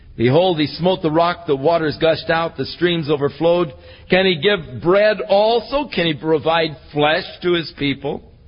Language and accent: English; Ventura, California, United States; I was born in the Big Sisters Hospital in Ventura.